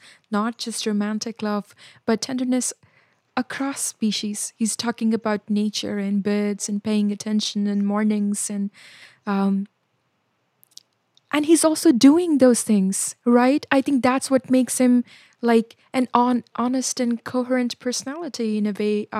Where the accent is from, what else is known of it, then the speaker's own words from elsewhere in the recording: Gaya, Bihar, India; moved away; my hometown of Gaya